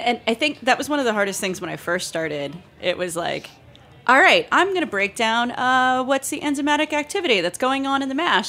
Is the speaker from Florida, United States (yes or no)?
yes; Gainesville, Florida, United States; moved away as an adult; also born or lived in Columbus, Georgia; my hometown, Gainesville, Florida